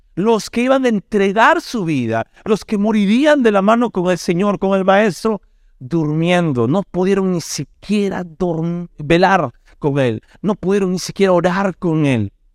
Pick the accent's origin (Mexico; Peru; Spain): Peru; Como peruanos